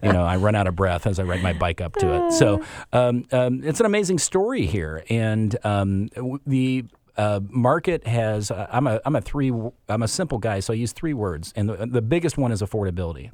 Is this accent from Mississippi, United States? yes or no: no; Chicago, Illinois, United States; moved away as an adult; also born or lived in Madison, Wisconsin / Midwest; now in Seattle, United States; we were Chicago, uh, o-, originally